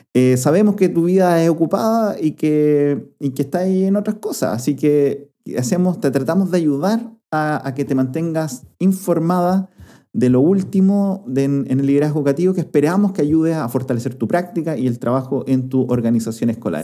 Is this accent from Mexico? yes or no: no; Chile